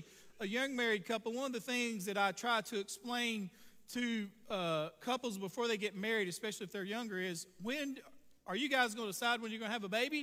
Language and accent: English; Vashti, Texas, United States; I grew up around Vashti at times